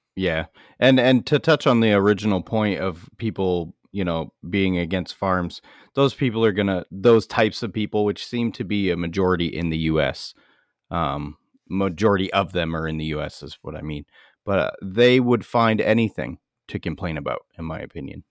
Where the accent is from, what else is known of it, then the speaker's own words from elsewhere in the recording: United States; as Americans